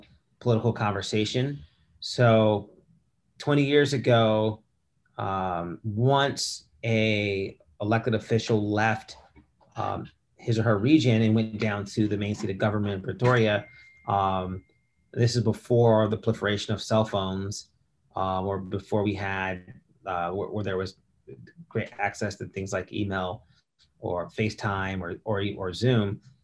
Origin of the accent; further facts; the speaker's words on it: Detroit, Michigan, United States; moved away as an adult; also born or lived in South Africa / Massachusetts / New York; now in Los Angeles, United States; I am originally from Detroit, Michigan, where I was born and raised.